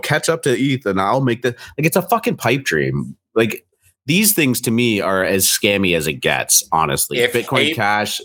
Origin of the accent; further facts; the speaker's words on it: Canada; accent: Canadian; I'm Canadian